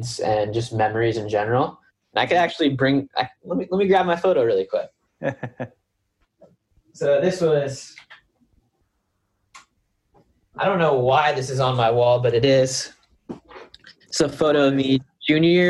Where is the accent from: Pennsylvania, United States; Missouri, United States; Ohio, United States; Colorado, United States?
Pennsylvania, United States; Bethlehem; I grew up in Bethlehem, Pennsylvania